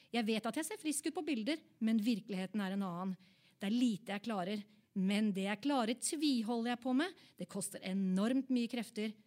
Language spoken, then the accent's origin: Norwegian; Oslo, Norway; Jeg er fra Oppsal